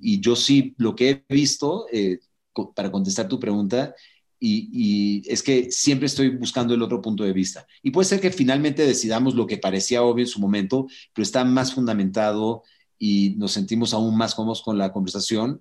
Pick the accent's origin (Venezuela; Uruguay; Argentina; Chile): Venezuela; also born or lived in Mountain View, California; now in Mexico; yo eh, crecí en Venezuela. O sea, cuando yo estaba en Venezuela de niño